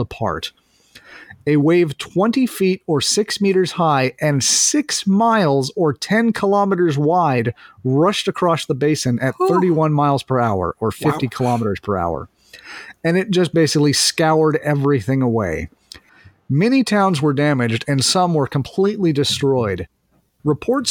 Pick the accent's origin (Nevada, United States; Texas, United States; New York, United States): Nevada, United States; Reno; growing up in Reno